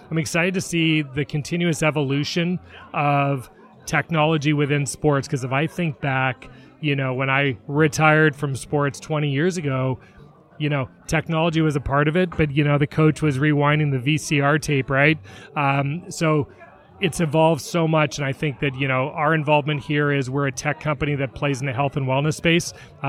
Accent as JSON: {"language": "English", "town": "Toronto", "region": "Ontario", "country": "Canada", "tie": "born or raised there", "moved": "yes", "lives_now": "Seattle, United States", "said": "I am born and raised in Toronto, in Canada. So you'll hear the A's and the out and abouts. Been in Seattle about 16 years."}